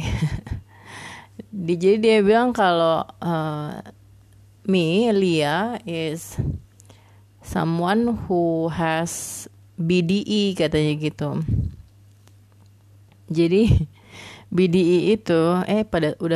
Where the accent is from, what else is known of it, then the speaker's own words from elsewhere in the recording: Makassar, South Sulawesi, Indonesia; also born or lived in Kupang / Banjarmasin / Bengkulu; aku anak daerah banget ya jadi basically uh, SD di Makassar SMP di Kupang SMA di Banjarmasin dan Bengkulu